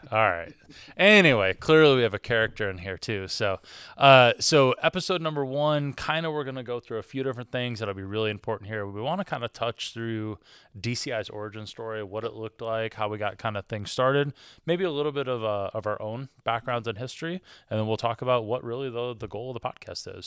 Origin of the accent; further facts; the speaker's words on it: Michigan, United States; I am from Michigan, which means that I'm a Detroit Pistons fan